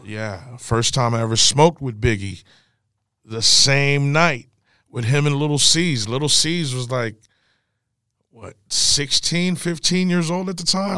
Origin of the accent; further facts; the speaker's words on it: the Bay Area, California, United States; Growing up in the Bay, we had our lingo